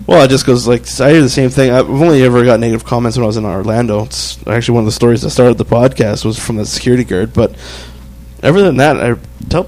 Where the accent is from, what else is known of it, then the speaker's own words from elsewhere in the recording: Fort McMurray, Alberta, Canada; also born or lived in Chilliwack, British Columbia / North Bay, Ontario; I came here when I was, I think, 12 years old